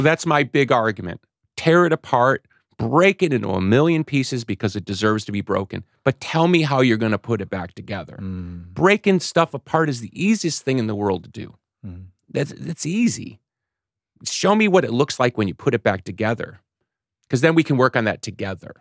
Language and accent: English; Chicago, Illinois, United States; I was born in Chicago